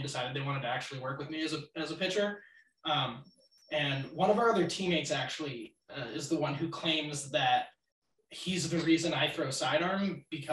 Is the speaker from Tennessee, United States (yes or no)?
no; Los Angeles, California, United States; moved away as an adult; I'm actually from Los Angeles